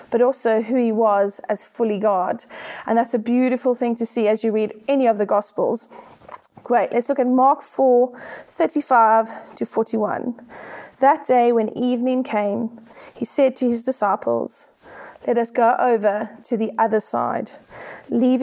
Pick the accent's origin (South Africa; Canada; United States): South Africa; accent: South African; now in United Kingdom; I am South African, as you can hear by my accent